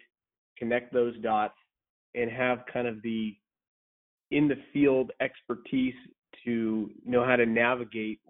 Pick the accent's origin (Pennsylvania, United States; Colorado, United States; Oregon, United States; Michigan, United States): Oregon, United States; Central; also born or lived in San Luis Obispo, California; I grew up in Central Oregon